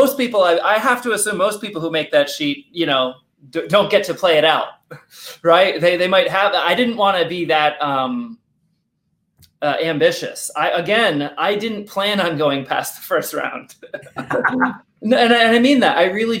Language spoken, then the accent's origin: English; Rhode Island, United States; accent: Rhode Island; And luckily, I lost my Rhode Island accent almost all the way.